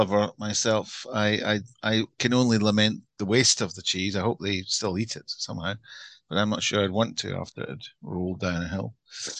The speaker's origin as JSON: {"language": "English", "town": "Glasgow", "region": "Scotland", "country": "United Kingdom", "tie": "born or raised there", "also_born_or_lived": "London", "accent": "Scottish", "said": "I have a Scottish accent, and it's not affected. It's a real one, although. So I come from Glasgow, which is a large post-industrial city in the west of Scotland, the biggest city in Scotland."}